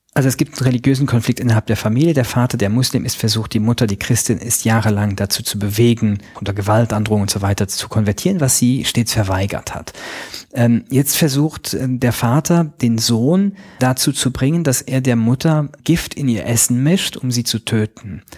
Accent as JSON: {"language": "German", "country": "Luxembourg", "said": "Ich bin äh, Luxemburger Staatsbürger"}